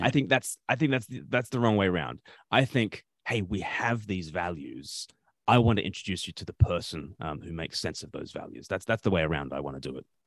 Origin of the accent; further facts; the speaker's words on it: Australia; moved away; I grew up in Australia